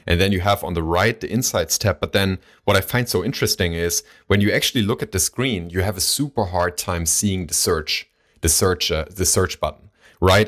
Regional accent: Baunatal, Hesse, Germany; we still have accounts there. It's, it's a local bank, uh, from my hometown

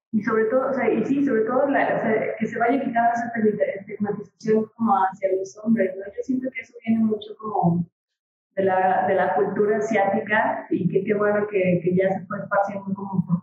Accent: Mexico

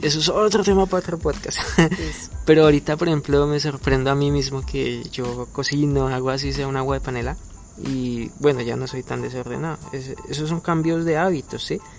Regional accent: Colombia; moved away as an adult; now in Goiânia, Brazil; salimos del país, de Colombia

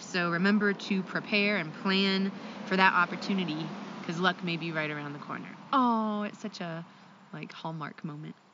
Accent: Ohio, United States; I'm from Ohio.

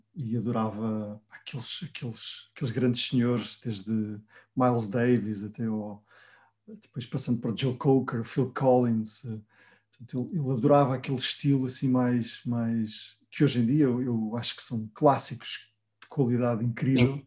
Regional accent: Vila Real, Norte, Portugal; eu vinha de Vila Real sozinho

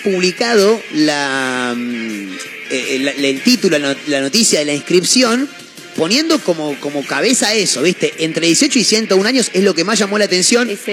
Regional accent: Chivilcoy, Buenos Aires Province, Argentina; soy de, Chivilcoy, nací en, una parte rural del pueblo

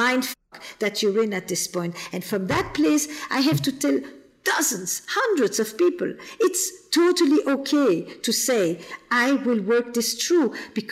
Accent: Flemish part of Belgium, Flanders, Belgium; I'm from the Flemish part of Belgium. I'm not French.

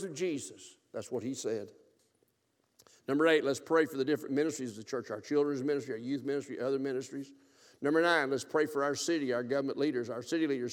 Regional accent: South Alabama, United States; moved away; also born or lived in Gulfport, Mississippi; I grew up in South Alabama during the Bear Bryant years

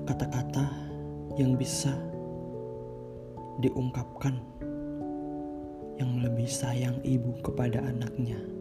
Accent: Java, Indonesia; Umurku 18 tahun dan aku berasal dari Jawa dengan latar belakang yang sederhana.

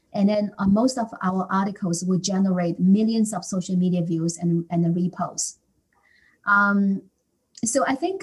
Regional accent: China; now in Canada; I was born in China

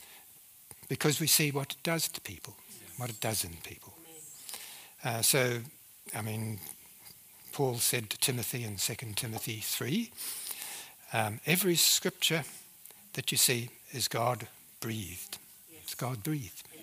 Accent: New Zealand; accent: New Zealand; moved away; I speak with a New Zealand accent because I came from New Zealand originally

